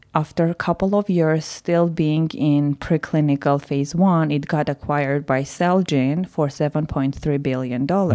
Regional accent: Yerevan, Armenia; moved away; I was born and raised in Yerevan

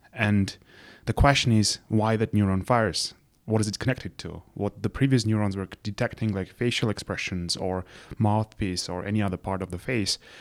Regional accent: Yerevan, Armenia; moved away as an adult; also born or lived in London, United Kingdom / Princeton, United States; I'm originally from Yerevan

